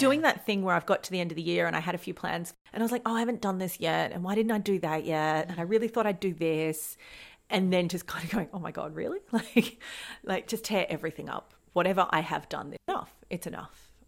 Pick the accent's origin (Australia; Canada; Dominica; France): Australia; accent: Australian; we record this podcast in Australia, as you can probably hear by our accents. We are both in Australia